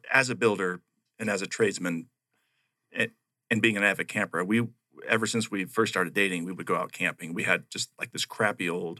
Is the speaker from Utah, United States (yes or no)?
no; Payson, Arizona, United States; now in Miami, United States; I'm a native here of Arizona. I was born here in the state and was raised up in Payson. So actually a little bit north of Payson. So I was raised on the East Verde River